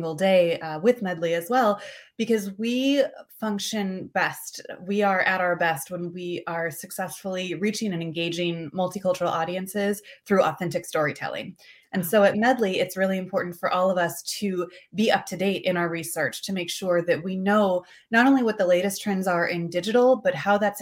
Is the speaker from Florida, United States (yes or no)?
no; Indiana, United States; also born or lived in Washington, D.C.; now in Houston, United States; I am originally from Indiana, spent some time in DC before coming down here to Houston